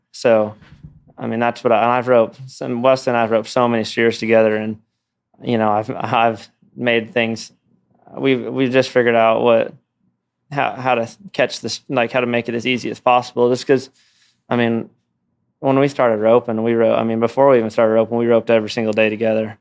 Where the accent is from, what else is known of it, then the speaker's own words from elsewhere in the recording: Los Olivos, California, United States; moved away; I grew up in California